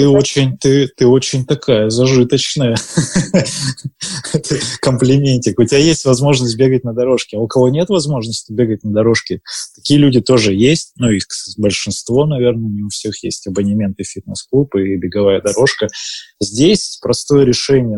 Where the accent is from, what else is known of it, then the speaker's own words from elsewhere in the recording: Barnaul, Altai Krai, Russia; now in Moscow, Russia; я сам из Барнаула